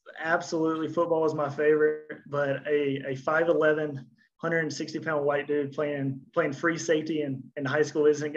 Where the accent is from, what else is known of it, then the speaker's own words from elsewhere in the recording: Cottondale, Alabama, United States; moved away; I'm from this little old town called Cottondale, Alabama. It's about 20 minutes outside of Tuscaloosa